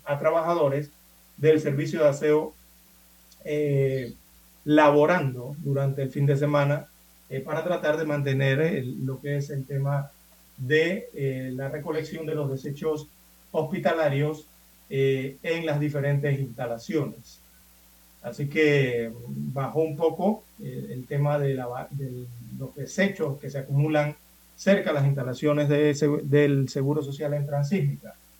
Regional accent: Panama; yo soy de aquí, yo soy de Panamá

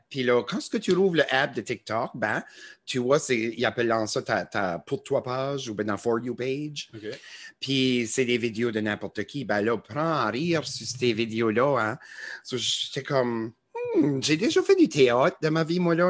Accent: New Brunswick, Canada; accent: Acadian; Chiac; ils aiment notre accent acadien

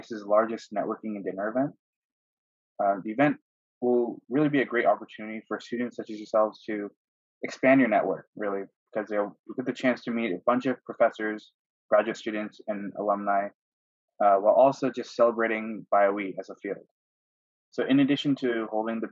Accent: Denver, Colorado, United States; now in Berkeley, United States; I'm from Denver, Colorado

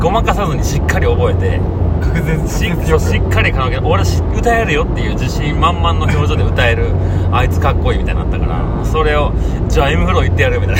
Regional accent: Hirakata, Osaka, Japan; FM 平方ってのがあって平方出身だから

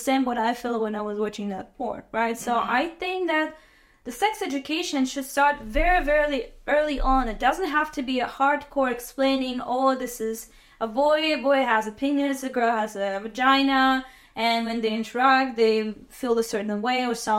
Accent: Azerbaijan; moved away as an adult; I'm from Azerbaijan, and I was born in 1994

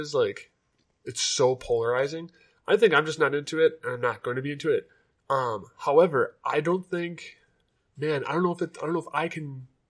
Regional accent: Wapakoneta, Ohio, United States

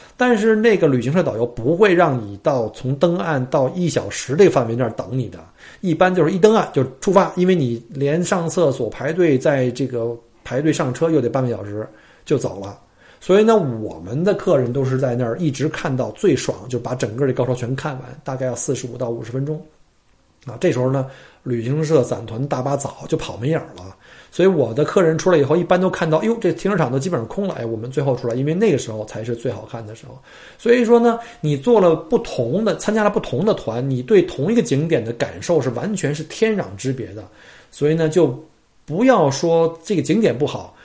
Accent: China; now in Australia; 我们中国人的最大数字叫九嘛

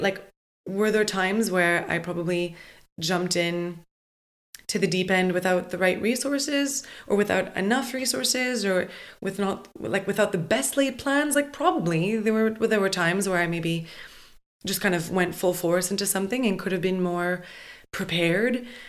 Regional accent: Montreal, Quebec, Canada; moved away; I kind of always knew I wasn't destined to stay in my hometown

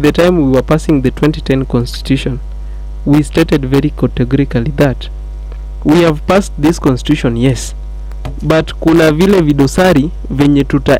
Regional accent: Kenya; I'm also a Kenyan.

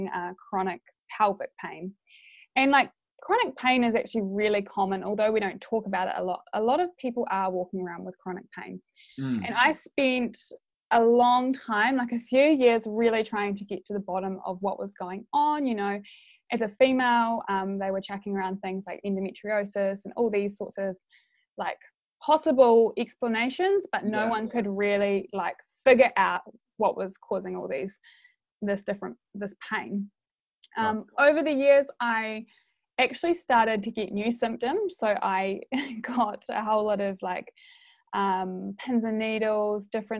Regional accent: Christchurch, Canterbury, New Zealand; I am from Christchurch

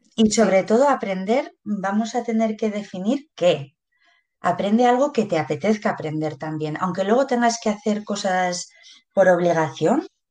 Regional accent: Pamplona, Navarre, Spain; soy de Pamplona

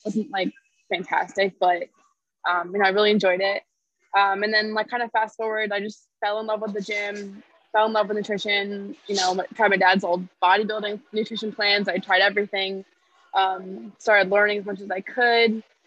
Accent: Connecticut, United States; also born or lived in Tennessee; I am from Connecticut. I've lived here almost my whole life

